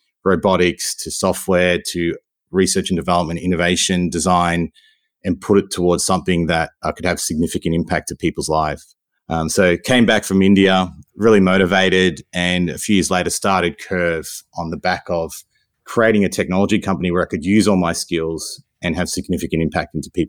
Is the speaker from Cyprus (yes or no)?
no; Melbourne, Victoria, Australia; like what I was growing up in Melbourne versus what my parents had grown up in, started a question for me around why.